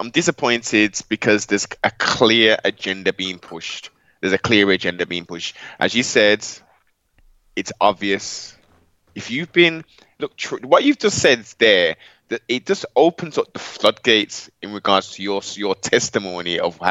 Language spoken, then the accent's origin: English; Birmingham, West Midlands, United Kingdom; young black males growing up in Brom.